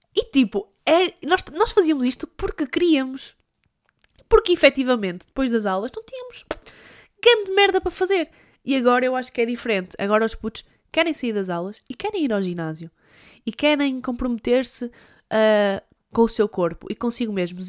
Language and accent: Portuguese; Douro, Norte, Portugal; also born or lived in Porto; Eu sou do Douro e no Douro há montanhas